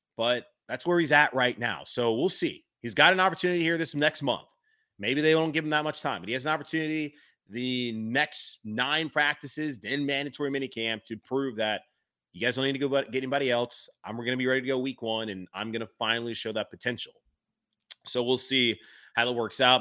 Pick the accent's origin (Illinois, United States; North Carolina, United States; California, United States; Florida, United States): North Carolina, United States; Charlotte; my city, my hometown of Charlotte